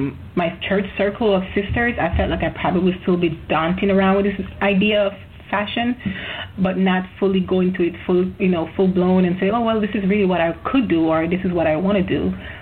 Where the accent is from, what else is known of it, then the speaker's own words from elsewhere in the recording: Jamaica; But I'm from Jamaica, so I feel like getting an education is probably looks better, right?